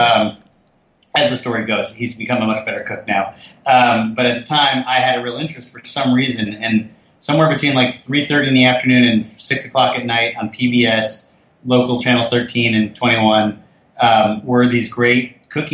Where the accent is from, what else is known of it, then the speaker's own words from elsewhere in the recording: Fort Lee, New Jersey, United States; We grew up in Fort Lee, New Jersey.